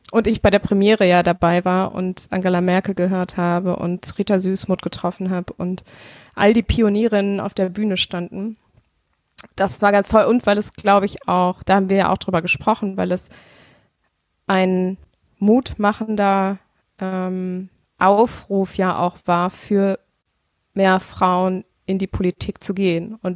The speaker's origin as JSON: {"language": "German", "town": "Bonn", "region": "North Rhine-Westphalia", "country": "Germany", "tie": "born or raised there", "said": "ich bin in Bonn aufgewachsen. Ich habe das natürlich alles irgendwie miterlebt."}